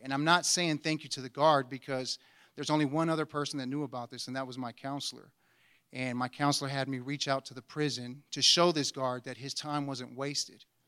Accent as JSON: {"language": "English", "town": "Anchorage", "region": "Alaska", "country": "United States", "tie": "born or raised there", "said": "I was born and raised here in Anchorage, Alaska"}